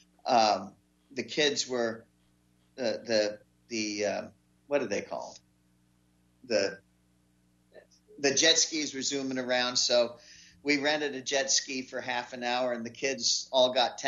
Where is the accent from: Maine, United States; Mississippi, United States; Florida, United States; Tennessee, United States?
Maine, United States; We're from Maine